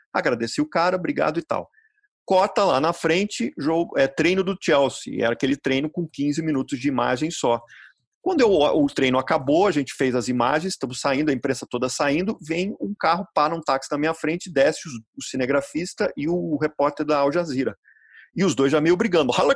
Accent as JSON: {"language": "Portuguese", "country": "Brazil", "said": "eu sou brasileiro"}